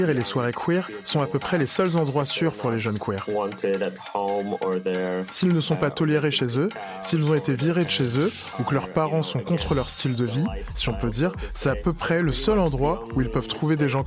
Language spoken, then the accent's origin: French; Toruń, Kuyavian-Pomeranian Voivodeship, Poland; moved away; Je vivais dans une petite ville. Je suis de Torun, une ville de, je dirais, 160 000 habitants.